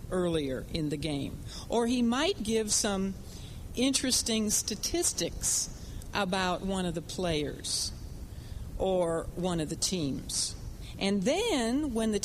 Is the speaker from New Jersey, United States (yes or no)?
no; Chicago, Illinois, United States; when we were growing up in Chicago